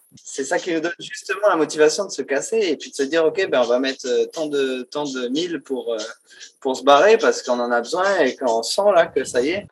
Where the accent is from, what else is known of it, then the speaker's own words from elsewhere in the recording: New Caledonia; chez nous, en Calédonie